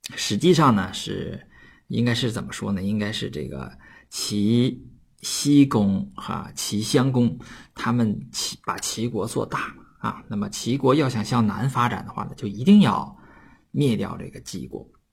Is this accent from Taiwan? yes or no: no; Northeast China, China; accent: Northeastern Mandarin (Dongbei dialect); 用我们东北话叫做“鸟悄儿”了